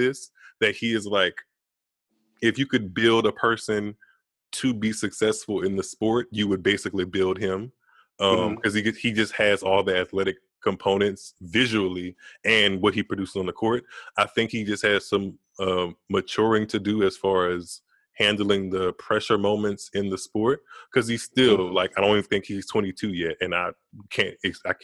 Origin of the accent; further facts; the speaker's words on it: United States; I'm American